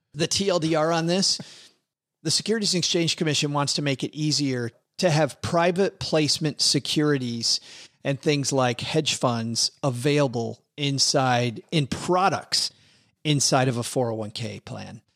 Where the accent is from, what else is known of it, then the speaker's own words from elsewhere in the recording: West Michigan, United States; I grew up in West Michigan in Redneckville